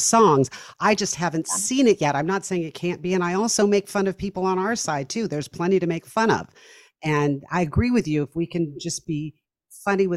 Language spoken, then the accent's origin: English; Irvine, California, United States; I grew up in Irvine